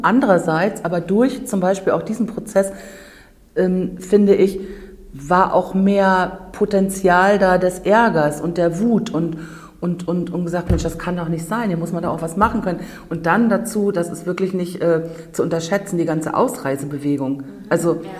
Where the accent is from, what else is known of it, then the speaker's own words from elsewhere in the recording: Rügen, Mecklenburg-Vorpommern, Germany; Ich bin auf der Insel Rügen geboren, komme also aus dem sogenannten Tal der Ahnungslosen